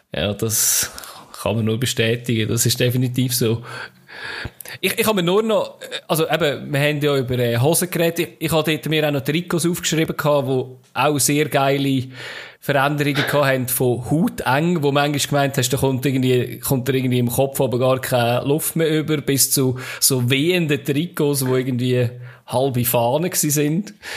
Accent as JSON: {"language": "German", "country": "Switzerland", "said": "bei uns in der Schweiz"}